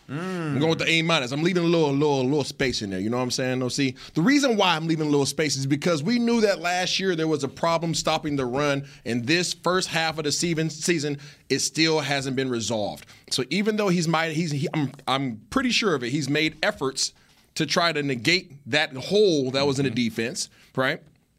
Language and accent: English; Pacific Northwest, United States; I grew up in the Northwest, my brother. West Coast.